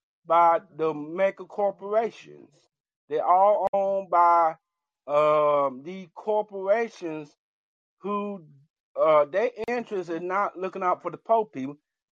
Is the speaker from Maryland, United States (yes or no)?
no; Georgia, United States; I'm from Georgia